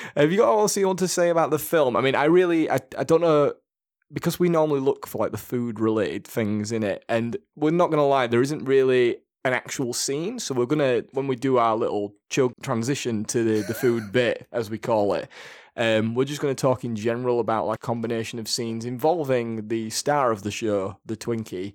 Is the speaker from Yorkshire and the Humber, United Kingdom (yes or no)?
yes; Leeds, Yorkshire and the Humber, United Kingdom; I'm from Yorkshire, I'm from Leeds, we just say it as we say it